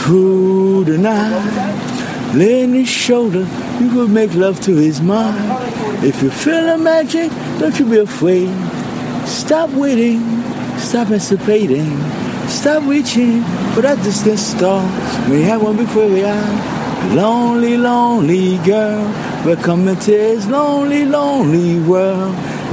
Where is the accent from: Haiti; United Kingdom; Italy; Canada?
Haiti; now in New York, United States; I'm from Haiti, baby.